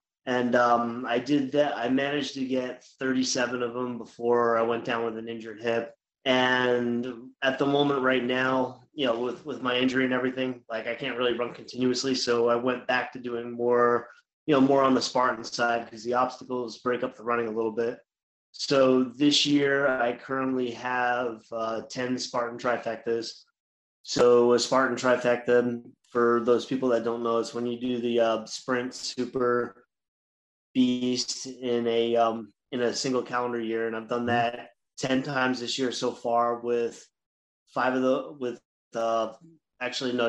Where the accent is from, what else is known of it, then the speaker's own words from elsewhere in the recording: Long Island, New York, United States; I'm from Long Island, New York.